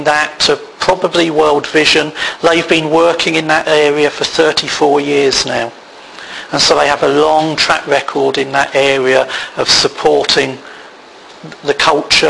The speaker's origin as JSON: {"language": "English", "country": "United Kingdom", "said": "we're British"}